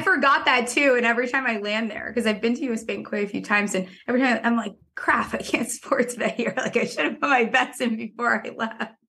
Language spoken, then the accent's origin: English; Connecticut, United States; I'm from Connecticut, actually, but I, I'm on the Connecticut, New York border closest to Manhattan